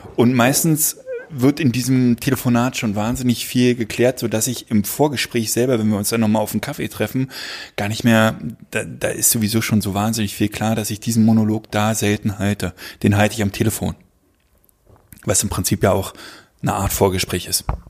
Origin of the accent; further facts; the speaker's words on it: Berlin, Germany; ich bin ja Berliner und ich bin auch in der Nähe eines ähm, einer Siedlung, einer, eines Ghettos groß geworden